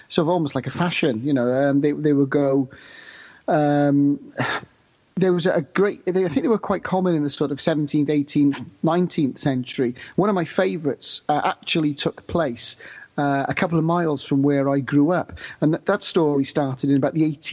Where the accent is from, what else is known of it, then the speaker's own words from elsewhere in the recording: Newport, Wales, United Kingdom; I grew up in Newport in South Wales